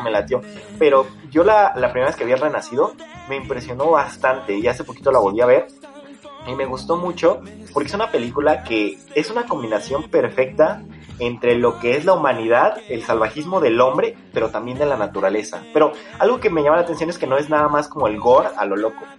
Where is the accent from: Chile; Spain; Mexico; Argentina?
Mexico; Mexico City; somos de, Ciudad de México